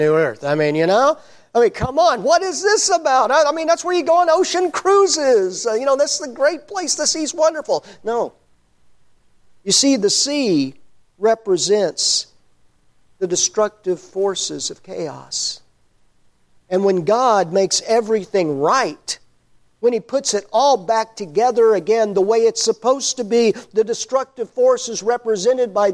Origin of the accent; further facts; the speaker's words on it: Overton, Texas, United States; also born or lived in Ennis, Texas; I grew up in Overton, which is the grease spot on the map of Texas